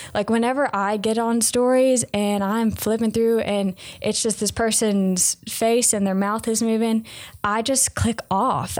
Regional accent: the South, United States; I'm from the South

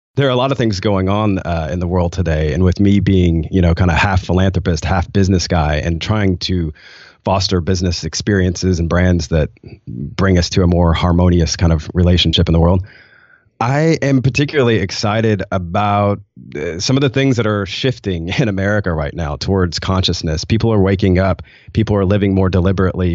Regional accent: Nashville, Tennessee, United States; moved away as an adult; also born or lived in Rwanda; I'm from Nashville, and I was coming from Nashville culture

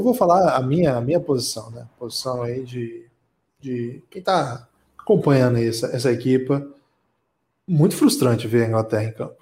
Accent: Brazil; A gente é brasileiro

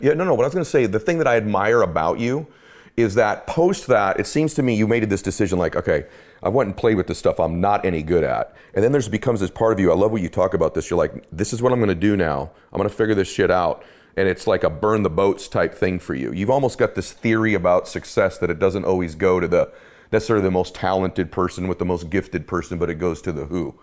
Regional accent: Boston, Massachusetts, United States; I was born in Boston

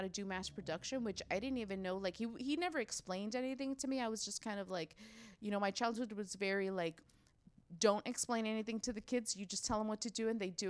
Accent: Los Angeles, California, United States; first language Spanish; English is a second language; moved away as an adult; now in San Diego, United States; I grew up in LA in the San Fernando Valley.

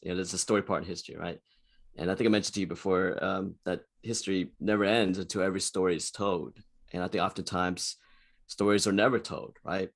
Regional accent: Houston, Texas, United States; I was born and raised in Houston, Texas, and I've lived in, in Texas all my life.

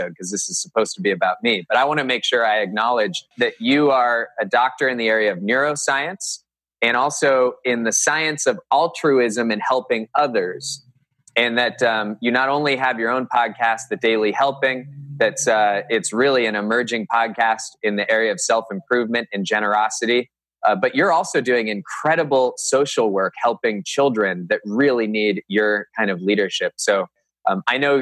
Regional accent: Cupertino, California, United States; moved away as an adult; also born or lived in Northern Virginia; now in Hudson, United States; I grew up in Cupertino, California

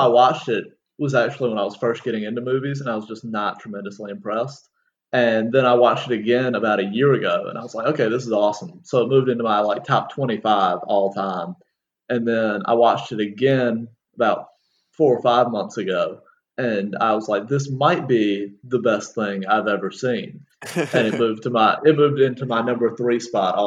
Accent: North Carolina, United States; North Carolina is my home state

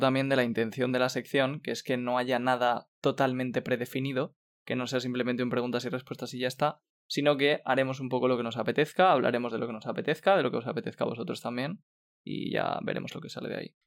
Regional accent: Spain; somos cinco españoles

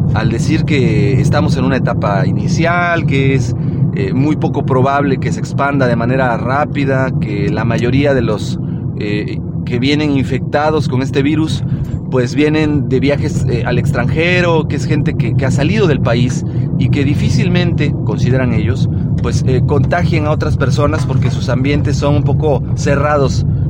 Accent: Mexico; como buenos mexicanos

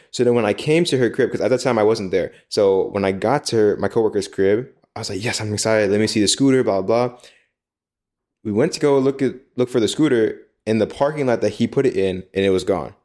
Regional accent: United States; moved away as an adult; now in Taiwan; our experiences in Taiwan as American expats

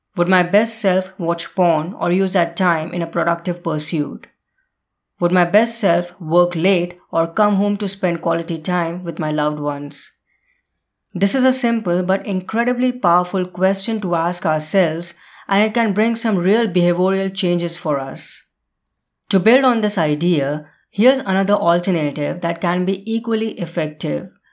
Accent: India; India, my home country

